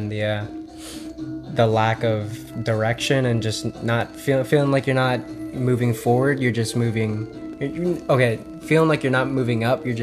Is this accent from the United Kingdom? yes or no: no; Philippines; Filipino. I get shit on all the time by my family members